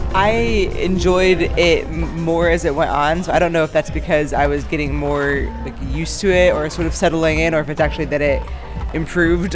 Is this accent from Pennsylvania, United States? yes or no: yes; Lancaster, Pennsylvania, United States; my hometown scene in Lancaster, Pennsylvania.